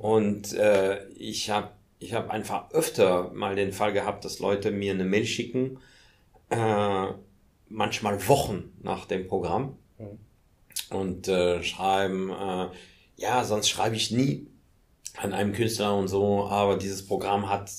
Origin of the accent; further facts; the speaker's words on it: Paris, Île-de-France, France; German is a second language; also born or lived in Hamburg; now in Germany; ich bin in Paris geboren und komme tatsächlich aus Paris